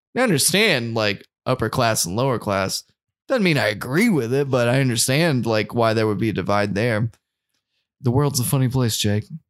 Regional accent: North Carolina, United States; we're from North Carolina and NASCAR is, like, the major sport

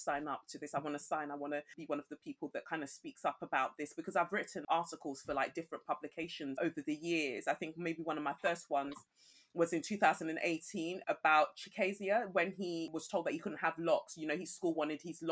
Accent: England, United Kingdom; also born or lived in Nigeria; I was born in Nigeria and I came to England when I was 5.

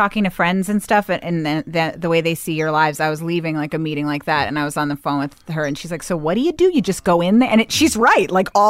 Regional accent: Bethesda, Maryland, United States; I grew up in Bethesda, Maryland.

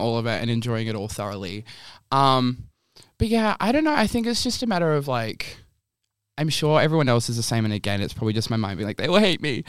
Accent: Bunbury, Western Australia, Australia; now in Perth, Australia; I can still live the life I wanna live and be in my hometown

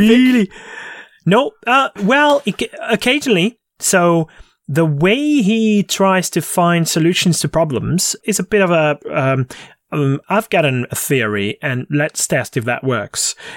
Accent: Hungary; the vicinity of my hometown

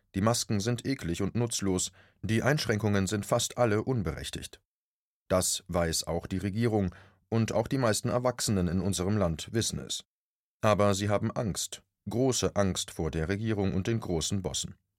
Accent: Germany; Bei uns in Deutschland

